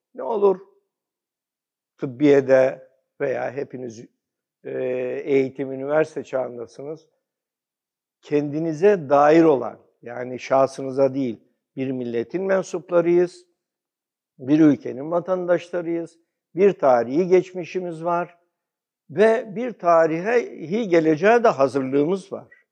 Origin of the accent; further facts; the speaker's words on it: Komotini, Eastern Macedonia and Thrace, Greece; now in Turkey; ben aslen Batı Trakya, Gümücine doğumluyum